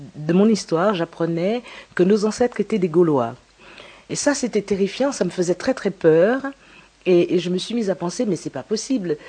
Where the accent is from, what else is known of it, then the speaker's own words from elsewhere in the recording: Guadeloupe; Donc je viens de la Guadeloupe. Je suis née à la Guadeloupe